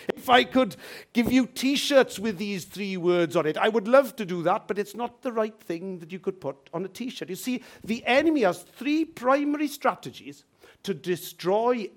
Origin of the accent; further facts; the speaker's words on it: Wales, United Kingdom; sometimes I'll put Welsh, and sometimes I'll put British